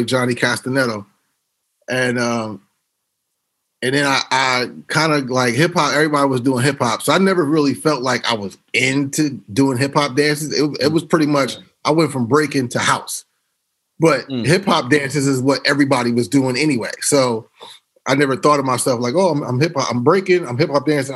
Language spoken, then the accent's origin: English; Harrisburg, Pennsylvania, United States; moved away; also born or lived in Philadelphia / Los Angeles; my folks that I grew up with in the Burg.